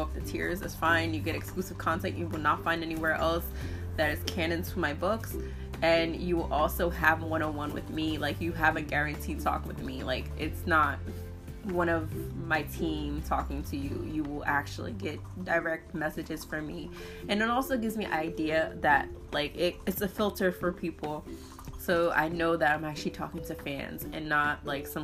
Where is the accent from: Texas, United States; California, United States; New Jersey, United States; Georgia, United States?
New Jersey, United States; I'm from Jersey